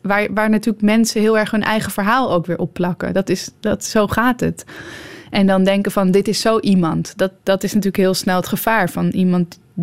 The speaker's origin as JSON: {"language": "Dutch", "country": "Netherlands", "also_born_or_lived": "Almere", "said": "als Nederlanders"}